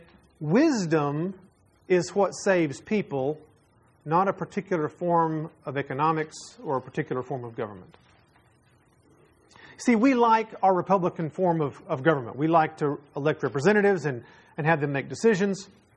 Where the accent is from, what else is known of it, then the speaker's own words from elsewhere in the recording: United States; as an American who likes free enterprise and capitalism